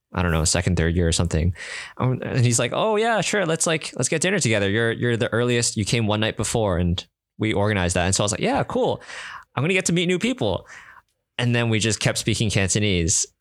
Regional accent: Canada; I'm from Canada.

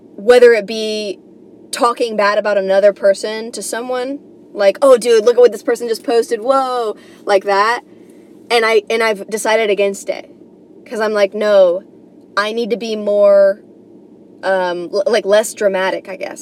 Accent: New York, United States; I'm coming from New York

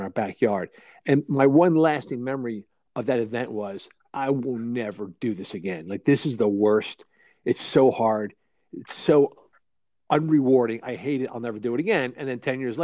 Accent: Philadelphia, Pennsylvania, United States; moved away as an adult; now in rural Pennsylvania, United States; I grew up in Philly and was always a downtown guy.

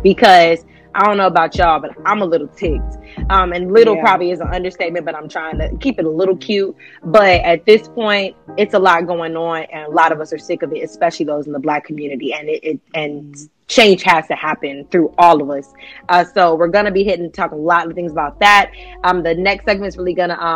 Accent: Ohio, United States; we're both from Ohio, you know, 513.

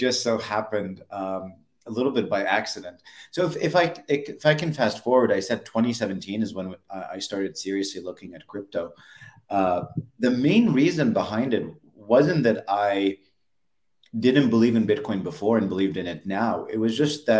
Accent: Alexandria, Alexandria Governorate, Egypt; moved away as an adult; also born or lived in United States / San Francisco; Born and raised in Egypt, Alexandria, Egypt, on the Mediterranean

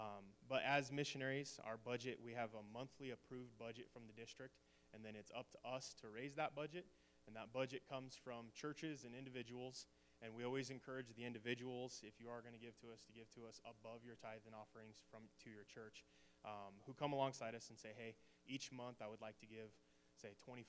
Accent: Alliance, Nebraska, United States; also born or lived in Hemingford, Nebraska; I was originally from Alliance until middle school, and we moved to Hemingford, and I finished my high school degree in Hemingford at the Hemingford High School.

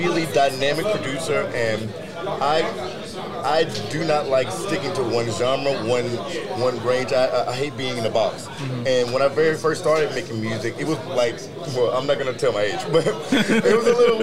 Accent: Birmingham, Alabama, United States; moved away as an adult; also born or lived in Cleveland, Ohio / Aurora, Ohio; I grew up in the church. I'm from, like, Birmingham. I'm from the South

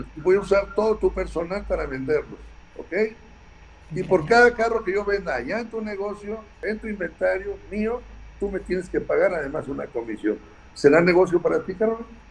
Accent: Mexico

